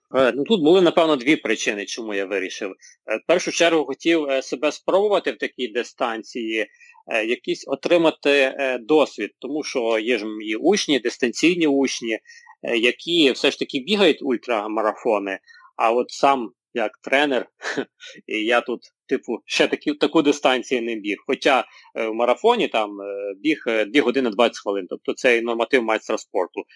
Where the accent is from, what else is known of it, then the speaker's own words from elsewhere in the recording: Pidmykhailia, Ivano-Frankivsk Oblast, Ukraine; now in Ivano-Frankivsk, Ukraine; Я сам родом е, з Калуша, точніше біля Калуша, село Підмихайля